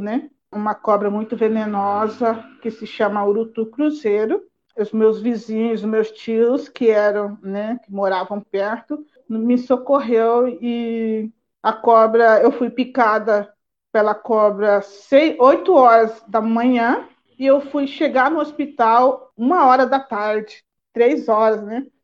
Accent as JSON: {"language": "Portuguese", "region": "Mato Grosso do Sul", "country": "Brazil", "tie": "born or raised there", "moved": "yes", "lives_now": "Campinas, Brazil", "said": "sou indígena lá do Mato Grosso do Sul, da aldeia Teré. Estou residindo hoje em Campinas"}